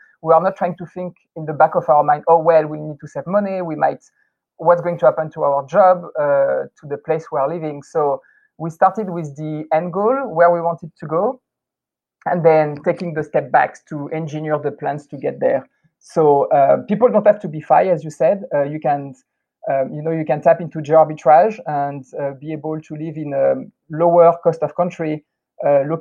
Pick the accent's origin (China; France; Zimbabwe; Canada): France; moved away as an adult; also born or lived in United States / California; now in Taiwan; growing up in France